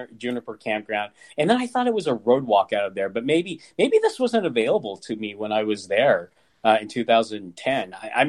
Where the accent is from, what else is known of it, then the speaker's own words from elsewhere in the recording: Kansas, United States; I mean, I'm from Kansas, you know, and for many years there, my family, we were the only, you know, Asians in a 4-state radius, I'm sure.